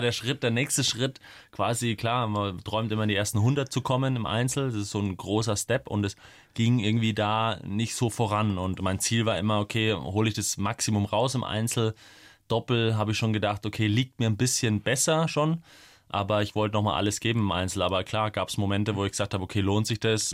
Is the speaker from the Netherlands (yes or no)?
no; Coburg, Bavaria, Germany; moved away as an adult; now in Munich, Germany; nach Coburg in meine Heimatstadt